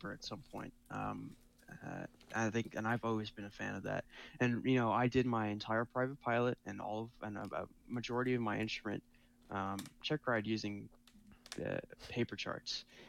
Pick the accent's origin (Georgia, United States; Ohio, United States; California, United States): California, United States; Southern; We're from SoCal